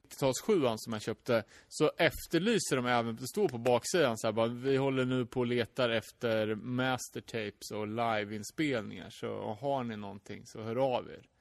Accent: Sweden; försiktigt som vi svenskar är.

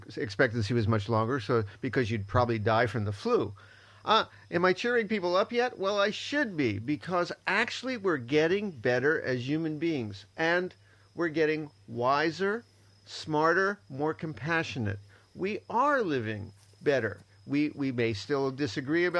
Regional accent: Miami, Florida, United States; moved away; I was from Miami, one of the worst cities for crime in the United States

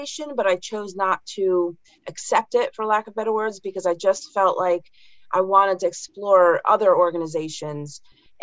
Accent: Connecticut, United States; I grew up in Connecticut

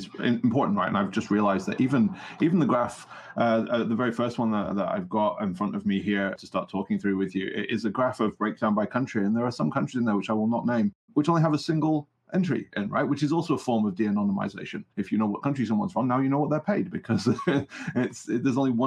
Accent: United Kingdom; I'm from the United Kingdom

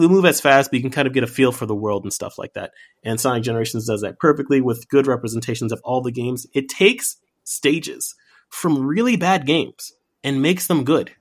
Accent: New York City, New York, United States; As a black kid growing up in New York City

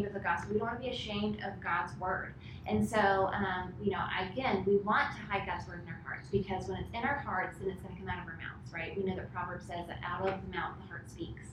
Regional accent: Virginia, United States; moved away; I'm originally from Virginia, which is awesome

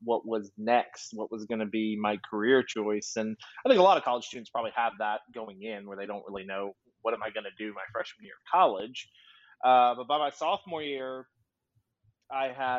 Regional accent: Monroe, Louisiana, United States; also born or lived in Memphis; now in Oklahoma City, United States; I'm from Monroe, Louisiana, which is the northern part of Louisiana.

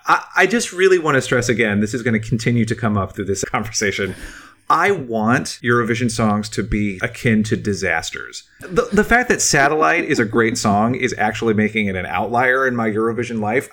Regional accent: United States; as an American who didn't leave the country really at this time in my life

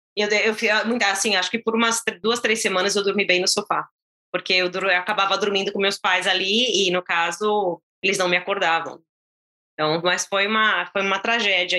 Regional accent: São Caetano do Sul, São Paulo, Brazil; moved away as an adult; now in United States; Eu nasci na capital de São Paulo, mas eu, eu cresci, na verdade, em São Caetano do Sul.

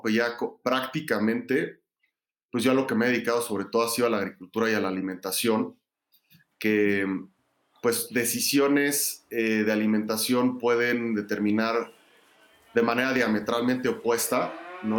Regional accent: Mexico City, Mexico; yo crecí en la Ciudad de México

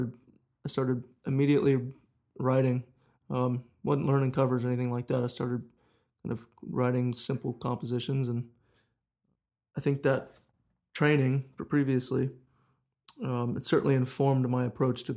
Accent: Lutz, Florida, United States; accent: southern; I grew up in Lutz.

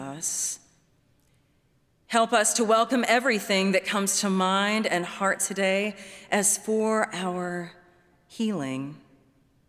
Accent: Baton Rouge, Louisiana, United States; I'm from Louisiana, was born and raised in Baton Rouge

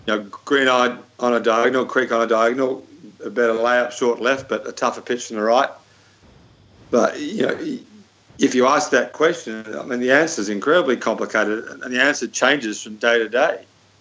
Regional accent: Melbourne, Victoria, Australia; I was so lucky to grow up in Melbourne

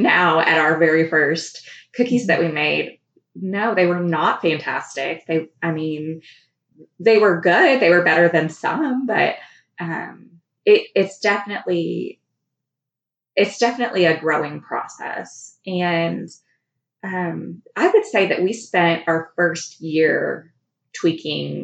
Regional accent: Fort Collins, Colorado, United States; moved away as an adult; also born or lived in California / Hot Springs Village, Arkansas; I grew up in Colorado in Fort Collins, and I lived there until I was graduated from high school.

